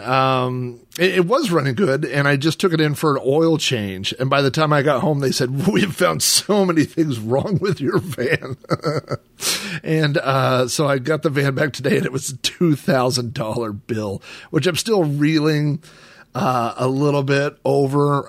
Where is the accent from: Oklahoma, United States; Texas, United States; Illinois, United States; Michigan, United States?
Oklahoma, United States; When I was a kid growing up in Oklahoma